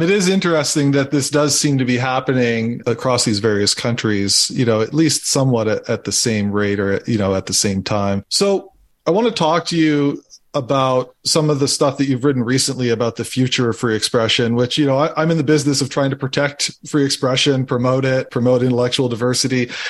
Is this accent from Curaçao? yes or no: no; just outside of Edmonton, Alberta, Canada; moved away; I grew up just outside of Edmonton.